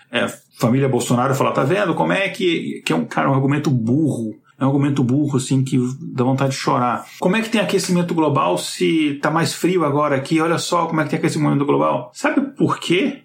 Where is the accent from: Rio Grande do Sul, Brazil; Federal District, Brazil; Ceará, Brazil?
Federal District, Brazil; Brasília; de onde eu cresci lá em Brasília